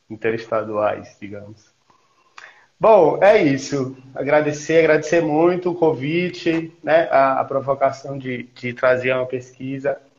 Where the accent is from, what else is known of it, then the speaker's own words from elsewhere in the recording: Campo Maior, Piauí, Brazil; also born or lived in Goiás; now in Brasília, Brazil; Eu sou de Campo Maior. É, até para contextualizar. Eu sou nascido no Goiás, {S0} mas hum. me digo, {S1} mas me digo piauiense, né?